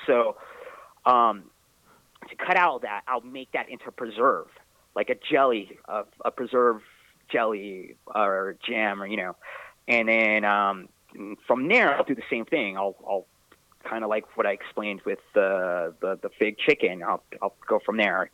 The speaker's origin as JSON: {"language": "English", "region": "California", "country": "United States", "tie": "born or raised there", "said": "I grew up in California"}